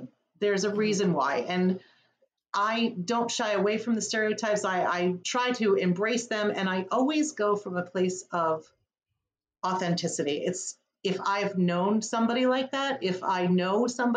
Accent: Wyckoff, New Jersey, United States; moved away as an adult; also born or lived in Paterson, New Jersey; now in Connecticut, United States; raised in Wyckoff

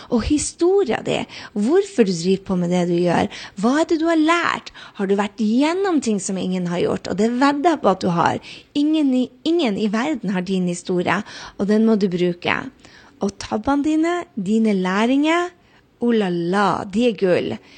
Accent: Northern Norway, Norway; jeg er nordlending

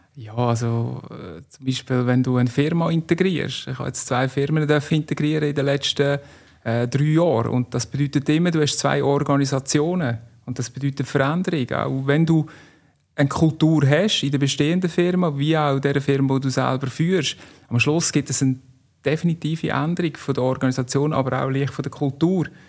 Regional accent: Stansstad, Nidwalden, Switzerland; now in Canton of Zug, Switzerland; aufgewachsen in Standstadt, Kanton Nidwalden

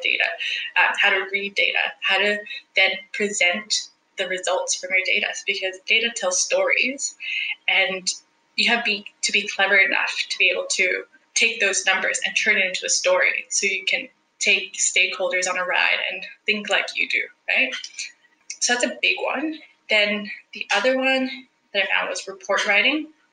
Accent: El Salvador; moved away as an adult; also born or lived in Vancouver, Canada; now in Australia; I am originally from El Salvador

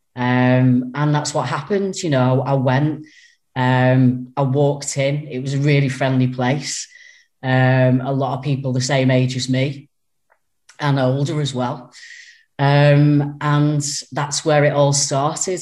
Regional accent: Runcorn, North West England, United Kingdom; I was born and brought up in Runcorn.

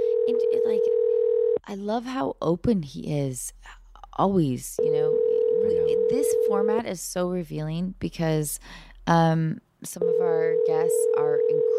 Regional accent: Edmonds, Washington, United States; I grew up in Edmonds, Washington

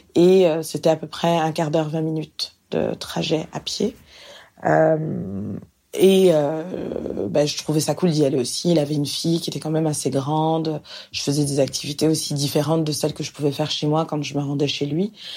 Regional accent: France; moved away as an adult; now in Montreal, Canada; je suis française

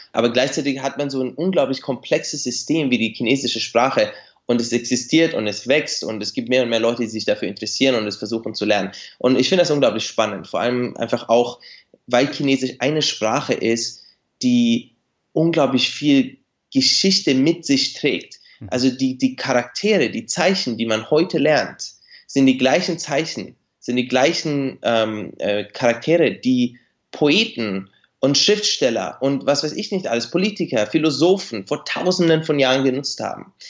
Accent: Nuremberg suburb, Bavaria, Germany; moved away as an adult; also born or lived in Beijing, China; now in Shanghai, China; ich bin in Deutschland geboren und aufgewachsen

